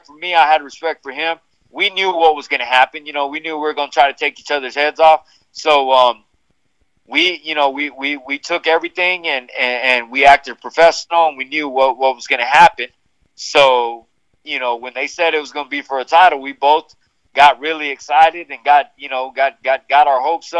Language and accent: English; United States; I'm from the States.